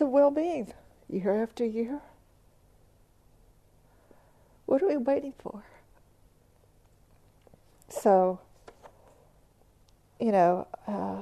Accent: Texas, United States; I'm from Texas or the South

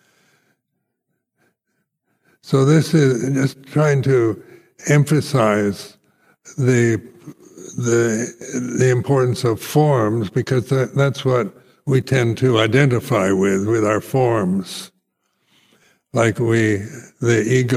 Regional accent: United States; moved away as an adult; also born or lived in Thailand; now in United Kingdom; it's strange being an American

